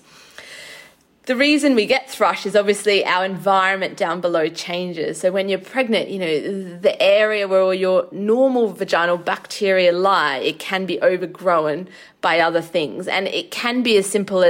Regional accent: Australia; now in United Kingdom; I'm from Australia

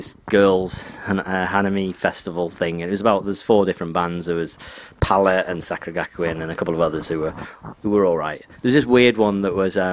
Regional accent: England, United Kingdom; I'm English.

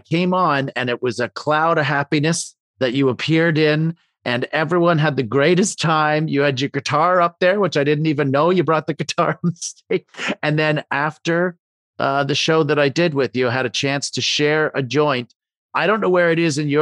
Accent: Canada; I'm from Canada there

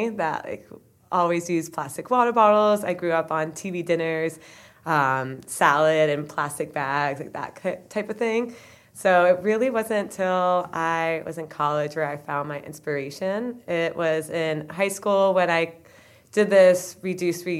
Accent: Rutland, Vermont, United States; I'm from Rutland, Vermont

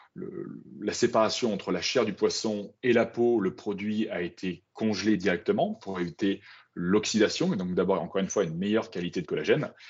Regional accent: Brive-la-Gaillarde, Nouvelle-Aquitaine, France; moved away; also born or lived in Paris; moi, à la base, donc, je viens de Brive, en Corrèze

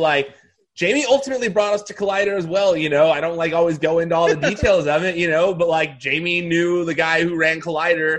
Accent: the Valley, California, United States; I'm from the Valley, too

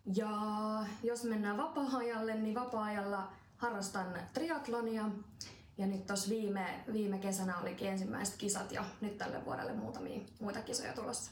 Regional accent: Finland; tuolla Suomessa meidän kulttuuriin

